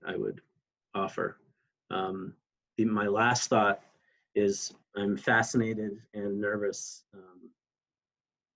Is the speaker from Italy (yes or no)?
no; Canada; now in United States; my home country of Canada